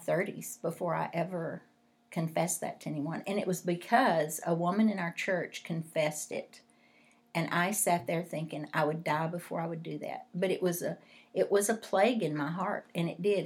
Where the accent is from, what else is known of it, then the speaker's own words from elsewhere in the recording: West Texas, United States; I grew up in West Texas